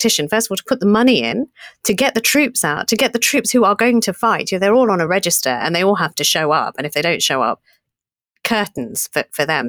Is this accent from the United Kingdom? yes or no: yes; United Kingdom; we're British